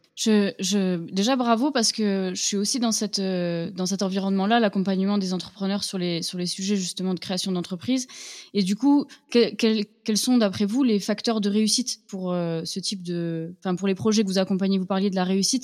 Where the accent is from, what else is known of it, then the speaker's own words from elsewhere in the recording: Toulouse, Occitania, France; je suis de Toulouse